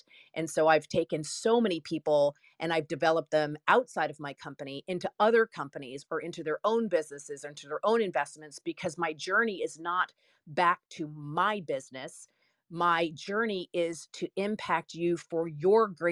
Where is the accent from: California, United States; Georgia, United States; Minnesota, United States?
Georgia, United States; Stone Mountain; I grew up in Stone Mountain, Georgia.